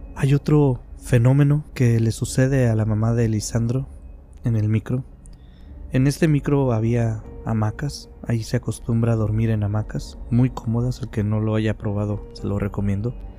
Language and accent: Spanish; Mexico; aquí en mi país, México